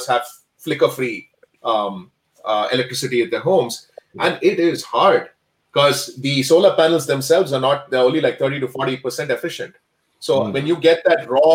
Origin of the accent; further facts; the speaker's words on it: India; now in Calgary, Canada; I am from India